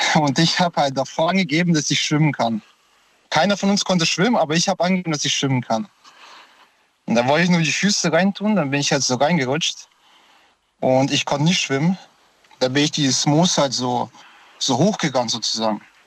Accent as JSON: {"language": "German", "country": "Moldova", "moved": "yes", "lives_now": "Stuttgart, Germany", "said": "ich komme aus Moldawien und da war ich klein, vier Jahre"}